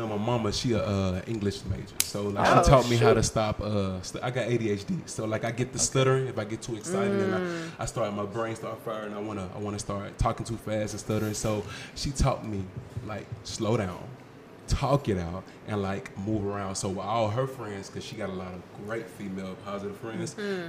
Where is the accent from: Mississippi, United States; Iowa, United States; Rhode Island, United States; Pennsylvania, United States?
Mississippi, United States; Jackson; moved away; I'm from Mississippi.